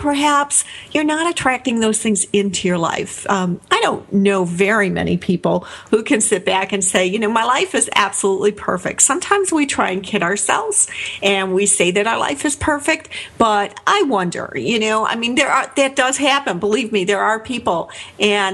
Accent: Chicago, Illinois, United States; down into Chicago to where I grew up in Wicker Park

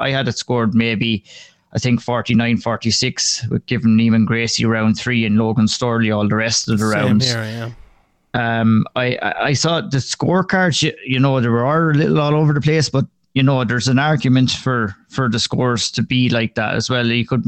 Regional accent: Ireland; moved away; I remember when I first moved over here, moved over here in 2016, yeah. And I came from Ireland, and it was just coming out of the winter.

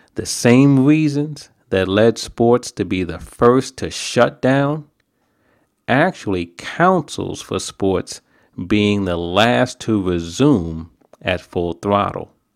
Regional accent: New York, United States; now in New Jersey, United States; I'm a New Yorker.

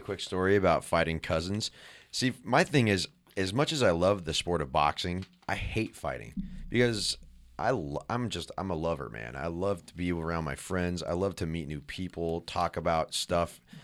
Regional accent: San Jose, California, United States; We're all from San Jose, California

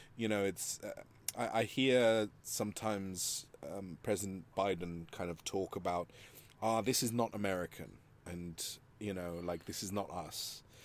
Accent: Madrid, Community of Madrid, Spain; moved away; growing up in Spain, you know, and, and growing up in Madrid

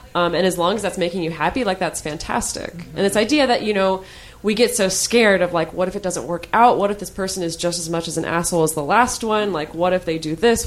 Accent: United States; I'm speaking as an American

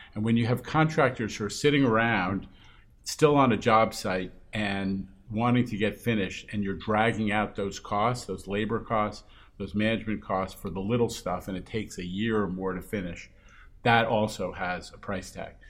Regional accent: New York City, New York, United States; born or raised there

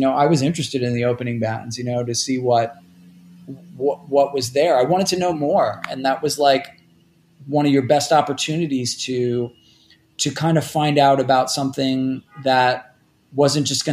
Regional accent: New York City, New York, United States; also born or lived in Toledo, Ohio / State College, Pennsylvania; I grew up in Rockaway Beach, which is kind of like on the edge of Queens

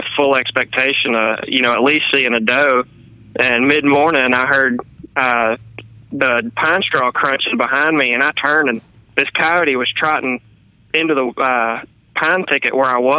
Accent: Northwest Louisiana, United States; I'm actually from Northwest Louisiana, and I grew up on a little farm outside of town

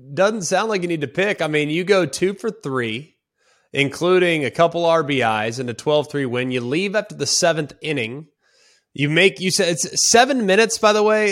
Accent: Dallas, Texas, United States; moved away; I, I grew up in Big twelve country

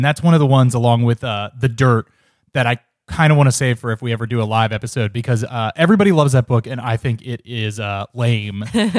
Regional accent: Ohio, United States; now in New York, United States; I'm from Ohio

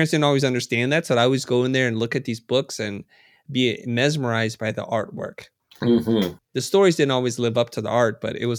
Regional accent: United States; growing up in America as an immigrant

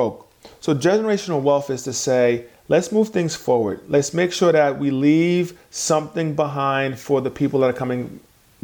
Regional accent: New York City, New York, United States; have an experience of growing up with immigrant parents, then growing up in New York City

